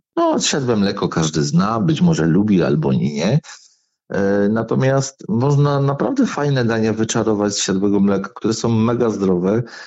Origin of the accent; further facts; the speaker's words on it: Wodzisław Śląski, Silesian Voivodeship, Poland; accent: Silesian dialect; u mnie w Wodzisławie robi się bez dziury